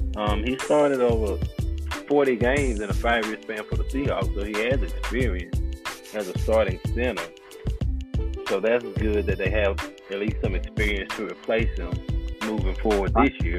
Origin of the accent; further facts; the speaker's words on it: North Carolina, United States; now in Memphis, United States; I'm originally from North Carolina and currently reside in Memphis